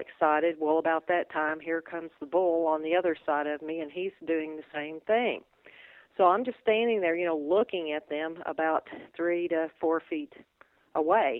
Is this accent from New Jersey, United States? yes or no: no; Kentucky, United States; I grew up in Kentucky.